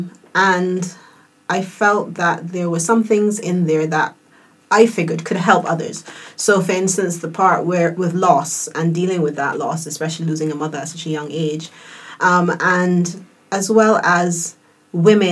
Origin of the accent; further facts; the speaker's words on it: United Kingdom; moved away; living in the UK at the time, because I'm British born